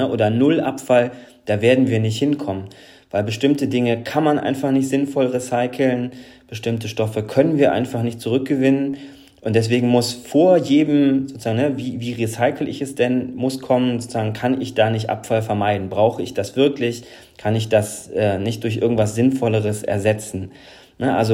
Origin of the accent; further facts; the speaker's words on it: Northern Germany, Germany; now in Wuppertal, Germany; ich bin Norddeutscher, jetzt in Wuppertal.